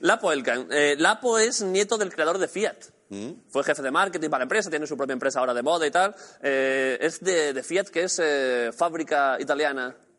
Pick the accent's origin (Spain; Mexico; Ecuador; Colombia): Spain; Orcera, Andalusia; en Orcera, en mi pueblo